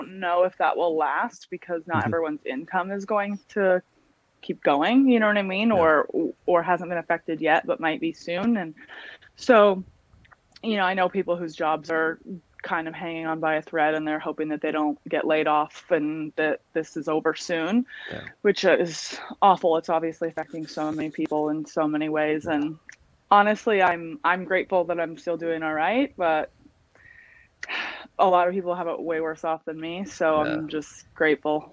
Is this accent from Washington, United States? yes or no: yes; Washington, United States; now in Delray Beach, United States; I'm originally from Washington State.